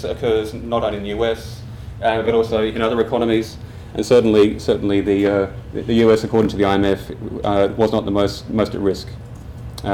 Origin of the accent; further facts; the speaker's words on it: Australia; accent: Australian; as you can hear from my accent, I'm Australian